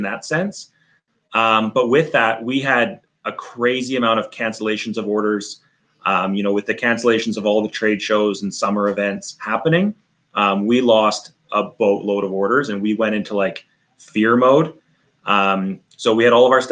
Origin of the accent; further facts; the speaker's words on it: Northern Canada, Canada; We're from Northern Canada.